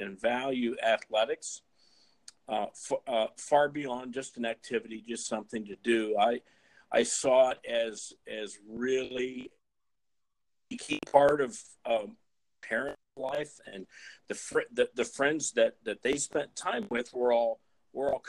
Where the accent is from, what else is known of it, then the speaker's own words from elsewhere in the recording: Fort Dodge, Iowa, United States; my hometown in Fort Dodge, Iowa